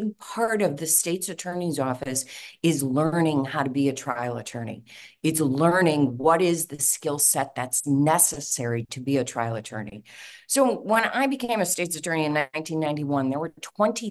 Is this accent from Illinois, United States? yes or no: yes; Chicago, Illinois, United States; I love Cook County. I was born and raised here. I grew up on the Northwest side